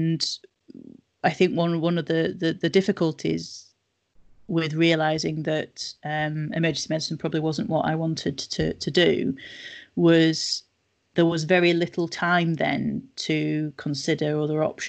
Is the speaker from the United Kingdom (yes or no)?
yes; Nelson, North West England, United Kingdom; moved away as an adult; also born or lived in Manchester / Leicester; I grew up in Nelson, so not very far away at all.